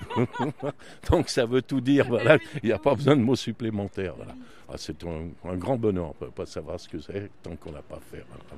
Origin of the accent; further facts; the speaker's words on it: Lyon, Auvergne-Rhône-Alpes, France; moved away as an adult; now in Marseille, France; je suis lyonnais